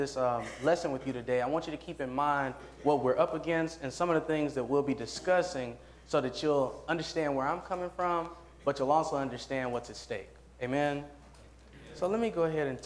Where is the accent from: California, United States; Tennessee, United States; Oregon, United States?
Tennessee, United States; Nashville; I'm from Nashville, Tennessee